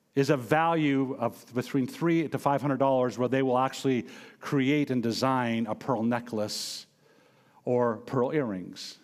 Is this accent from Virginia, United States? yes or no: no; Montana, United States; I'm originally from Montana, born and raised there